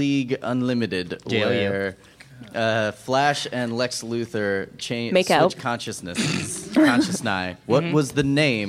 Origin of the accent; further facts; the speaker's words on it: Maplewood, New Jersey, United States; I'm from Maplewood, New Jersey.